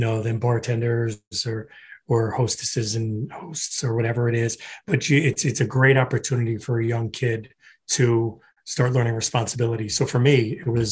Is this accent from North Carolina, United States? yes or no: no; Florham Park, New Jersey, United States; also born or lived in Newark, New Jersey / Hoboken, New Jersey; My parents are immigrants from Ireland, settled in Newark, New Jersey. That's where I was born. From there, I moved to Florham Park, New Jersey